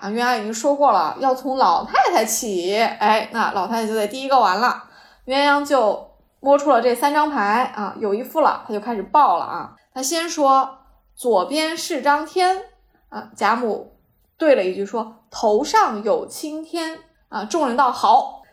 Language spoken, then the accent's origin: Chinese; Jiangsu, China; now in Shanghai, China; 我是江苏人啊，我们苏北的麻将和啊，我现在生活的上海的麻将的规则也不一样